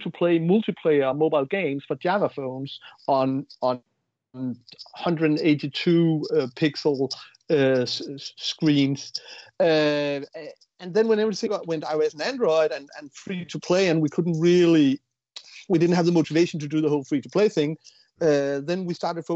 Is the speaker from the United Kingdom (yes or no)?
no; Denmark; We're from Denmark, so we work in Unity